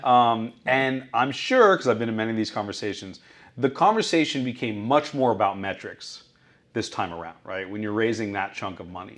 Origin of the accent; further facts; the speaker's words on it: Newport Beach, California, United States; moved away; office in Newport Beach, which is my hometown.